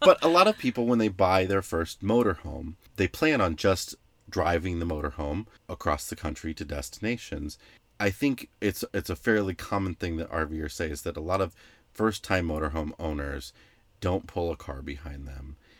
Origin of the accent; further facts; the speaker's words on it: northwestern Illinois, United States; I grew up water skiing and boating on the Mississippi in an area called the Quad Cities, which is in northwestern Illinois